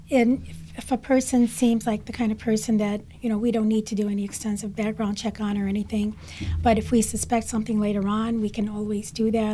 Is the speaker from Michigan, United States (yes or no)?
yes; Detroit, Michigan, United States; I'm an American-born Chaldean. Mm-hmm. My husband was born in Tilcap, as my parents were. I come from a family of 14 children and grew up in Detroit.